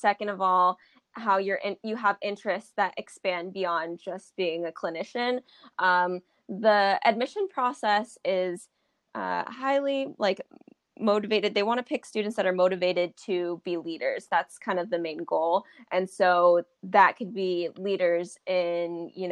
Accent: Huntington Beach, California, United States; moved away as an adult; now in New Haven, United States; I'm originally from Orange County. I'm from Huntington Beach, Orange County

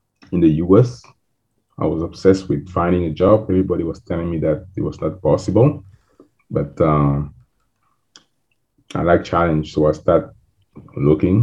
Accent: Cameroon; moved away as an adult; also born or lived in France / Houston / Bermuda; now in Miami, United States; born and raised in Cameroon, Africa. I moved to France to go to college.

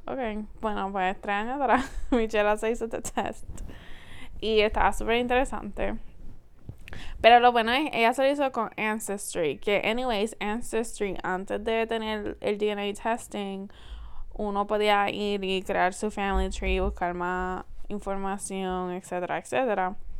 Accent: Puerto Rico; nosotros somos la quinta generación de estar en Puerto Rico

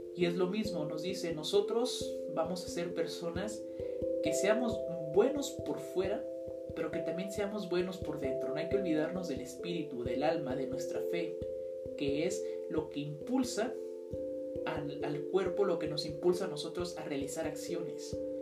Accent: Mexico; nosotros somos la riqueza de México

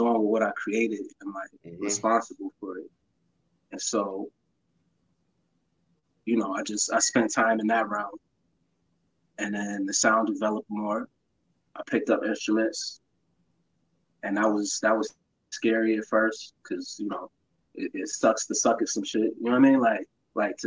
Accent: New York City, New York, United States; also born or lived in Buffalo, New York; My mom's remarried and moved to Brooklyn when I was young, but I spent all my summers out there

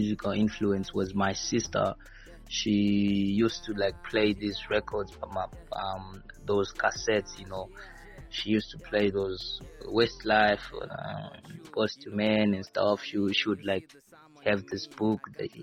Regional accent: Norton, Mashonaland West, Zimbabwe; I'm born and raised in Norton

